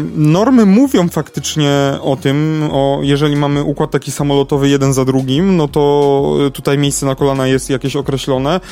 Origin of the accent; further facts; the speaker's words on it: Kraków, Lesser Poland, Poland; Ja jestem z Krakowa